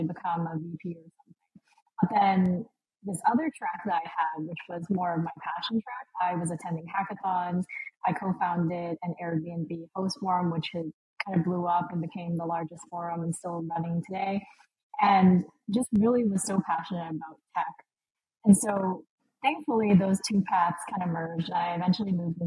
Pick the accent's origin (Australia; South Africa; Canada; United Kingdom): Canada; Vancouver, British Columbia; moved away as an adult; now in Lisbon, Portugal; I grew up in Vancouver. I live in Lisbon now